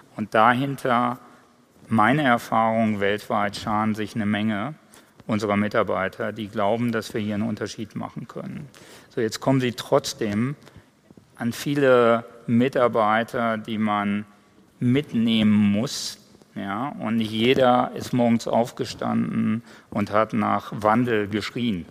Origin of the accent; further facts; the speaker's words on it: Ruhr area, North Rhine-Westphalia, Germany; moved away; ich komme nicht von hier. Ja. Ich komme eigentlich aus dem Ruhrgebiet